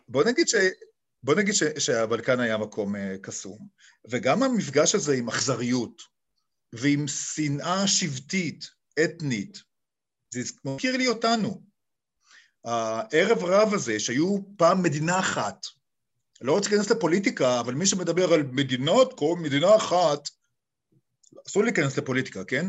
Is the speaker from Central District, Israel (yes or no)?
yes; Ra'anana, Central District, Israel; moved away as an adult; also born or lived in Kfar Saba / Serbia; אני נולדתי בישראל. ופיזית בכפר סבא, אבל בעצם ילדותי הייתה ברעננה